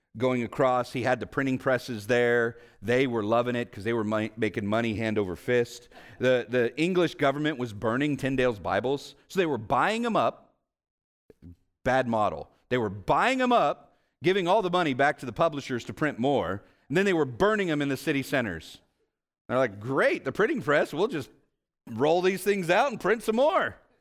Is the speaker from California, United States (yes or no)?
yes; Vallejo, California, United States; I grew up in Vallejo